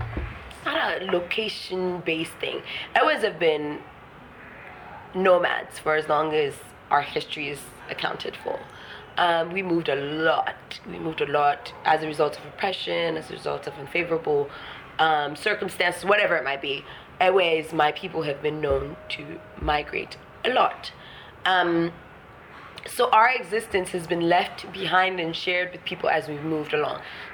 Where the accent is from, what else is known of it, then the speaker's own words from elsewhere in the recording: Ghana; also born or lived in Burkina Faso; I'm from Ghana, yes, but I'm from many generations before.